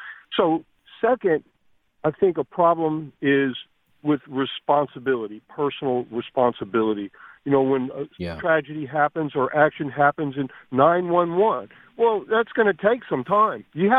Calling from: Corpus Christi, Texas, United States; I'm calling from Corpus Christi, Texas.

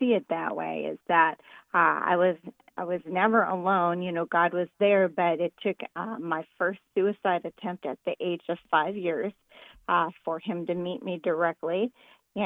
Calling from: Redmond, Oregon, United States; I am calling in from Redmond, Oregon, outside of Bend, Oregon

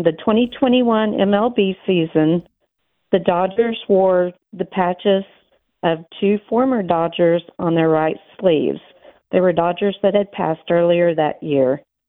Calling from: Searcy, Arkansas, United States

